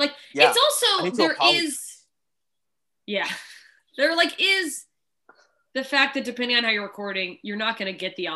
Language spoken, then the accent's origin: English; Alaska, United States; also born or lived in Southern Mississippi, United States; now in Los Angeles, United States; I grew up in country places. Alaska is very country.